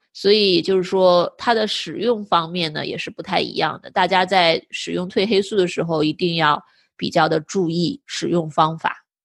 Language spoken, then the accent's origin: Chinese; northern China, China; now in United States; 我也是北方长大的